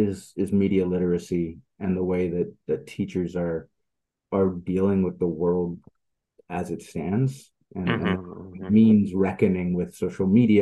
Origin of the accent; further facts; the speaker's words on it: Netherlands; also born or lived in Sweden; when I was a kid, I grew up in the Netherlands and Sweden.